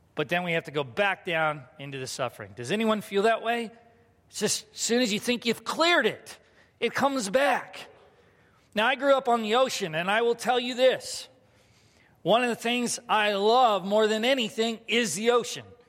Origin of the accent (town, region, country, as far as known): United States